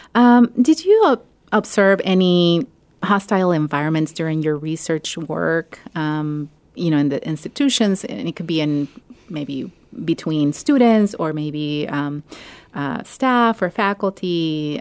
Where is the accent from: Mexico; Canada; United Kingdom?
Mexico; now in Ohio, United States; I grew up in Mexico, but, um, my family is Salvadoran